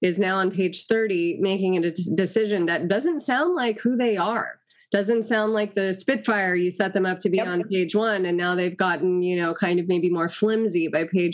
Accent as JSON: {"language": "English", "town": "Los Angeles", "region": "California", "country": "United States", "tie": "born or raised there", "said": "I grew up in Los Angeles, you know, and seeing LA in the era that I grew up"}